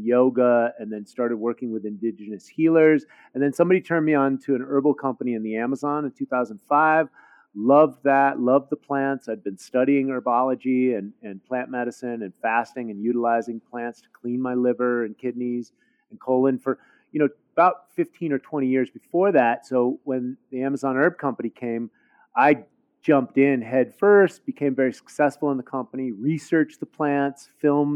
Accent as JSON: {"language": "English", "town": "San Francisco", "region": "California", "country": "United States", "tie": "born or raised there", "said": "I grew up in the Haight-Ashbury when I was very small in the summer of love, 1967, Haight-Ashbury district of San Francisco"}